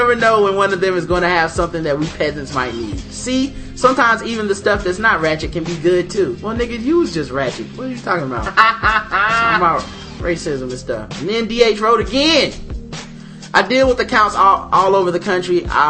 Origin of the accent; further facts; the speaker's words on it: Chicago, Illinois, United States; I grew up in Chicago and played in some pretty dangerous places.